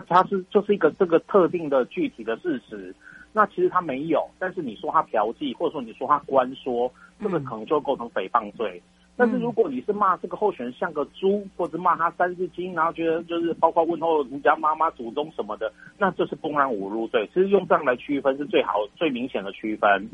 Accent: Taiwan; 我们台湾人， 台湾的国民

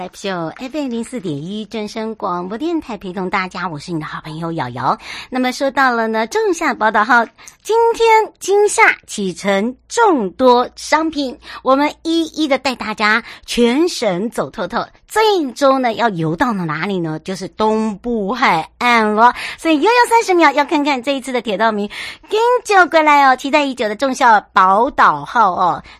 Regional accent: Yuli, Hualien County, Taiwan; 从呃我的家乡玉里一直要到台东，

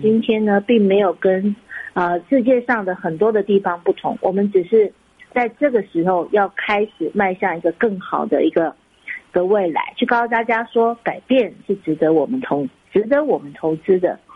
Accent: Taiwan; 我们都是台湾长大的一个，呃孩子

